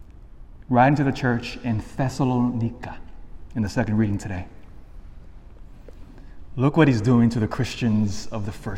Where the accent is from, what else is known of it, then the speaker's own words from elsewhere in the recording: Elk Grove, United States; I grew up in Elk Grove